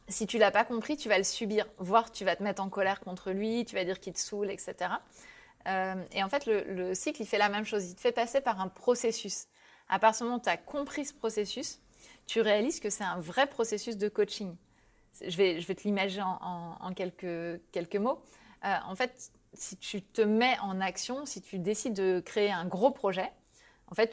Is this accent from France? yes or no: yes; Brittany, France; Et donc, euh, bah, moi, je suis bretonne et le surf, je kiffe vraiment hein, dans la vraie vie.